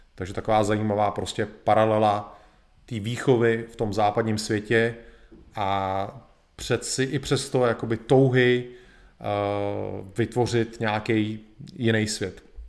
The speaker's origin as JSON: {"language": "Czech", "country": "Czechia", "said": "u nás v Čechách"}